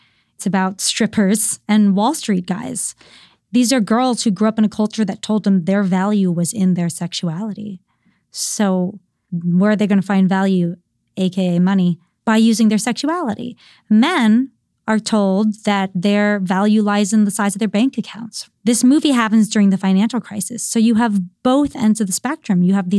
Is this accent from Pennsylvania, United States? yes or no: no; Virginia, United States; moved away; where I grew up in Virginia